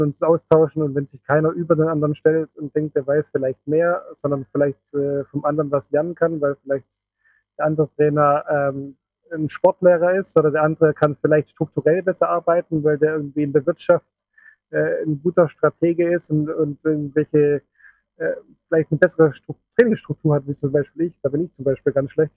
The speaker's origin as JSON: {"language": "German", "country": "Switzerland", "said": "bei uns in der Schweiz"}